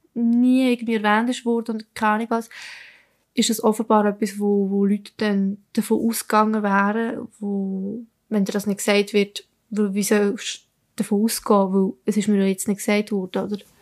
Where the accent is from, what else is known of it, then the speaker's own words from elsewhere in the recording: Italy; now in Switzerland; ich bin Italienerin